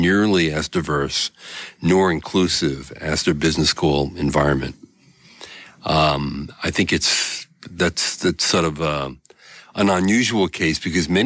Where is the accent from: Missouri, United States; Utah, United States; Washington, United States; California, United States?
California, United States; I come from California